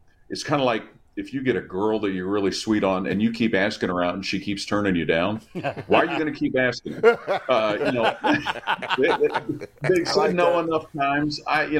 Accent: Cincinnati, Ohio, United States; I grew up in Cincinnati. And went to Cincinnati Moeller High School.

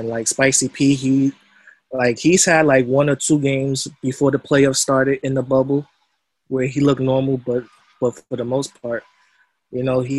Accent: New York, United States; And as a New Yorker, it kind of hurt me to admit that.

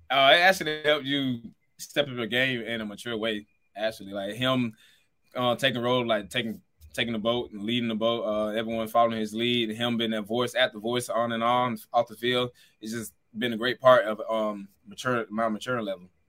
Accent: the South, United States; moved away; we're both from the South, and we, our city is basically thirty minutes apart

